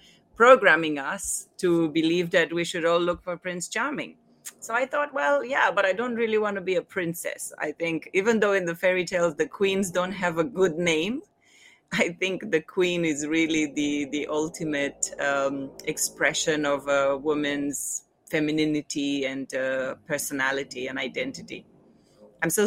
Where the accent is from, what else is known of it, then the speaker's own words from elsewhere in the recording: Romania; now in Hong Kong; I was born in Romania a long time ago.